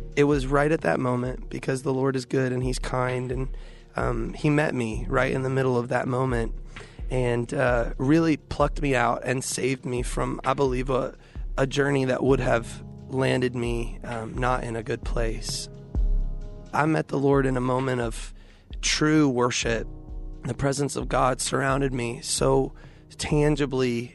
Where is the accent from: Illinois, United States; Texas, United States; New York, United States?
Texas, United States; Houston; I grew up in Houston